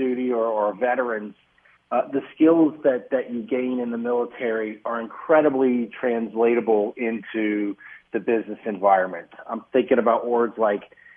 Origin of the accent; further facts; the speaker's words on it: Atlanta, Georgia, United States; moved away as an adult; now in Minnesota, United States; I grew up in Atlanta, Georgia, so I'm not a native Minnesotan